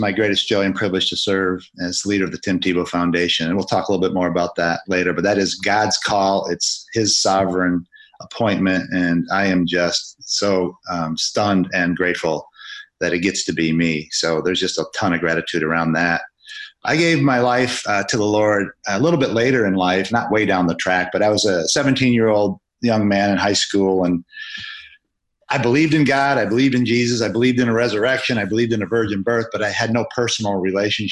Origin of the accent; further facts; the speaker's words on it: Grand Rapids, Michigan, United States; in my hometown of Grand Rapids, Michigan